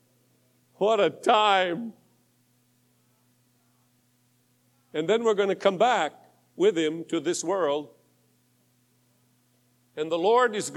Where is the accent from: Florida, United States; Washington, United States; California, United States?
Washington, United States; Tacoma; I was born in Tacoma, Washington. Up in the Northwest